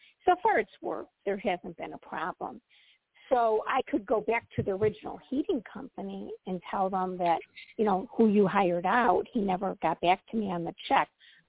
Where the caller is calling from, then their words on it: Midwest, United States; From the Midwest.